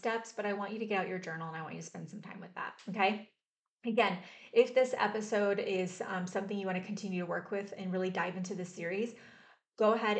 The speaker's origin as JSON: {"language": "English", "town": "Mount Clemens", "region": "Michigan", "country": "United States", "tie": "born or raised there", "also_born_or_lived": "Richmond, Michigan", "moved": "yes", "lives_now": "Austin, United States", "said": "I grew up in Mount Clemens, Michigan, and then moved to Richmond, Michigan. And I live in Austin, Texas now"}